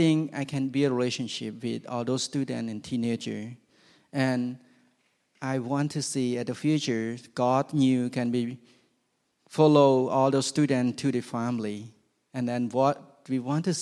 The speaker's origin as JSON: {"language": "English", "country": "Cambodia", "tie": "born or raised there", "also_born_or_lived": "Phnom Penh", "said": "I came from Cambodia"}